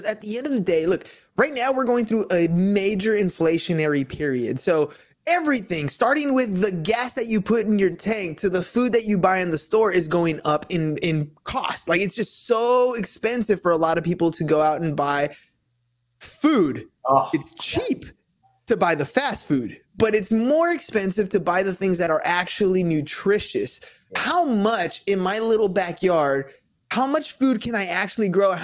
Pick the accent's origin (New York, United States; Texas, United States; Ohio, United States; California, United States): California, United States; Los Angeles; In LA, man, in LA. It wasn't even like I grew up in the country or nothing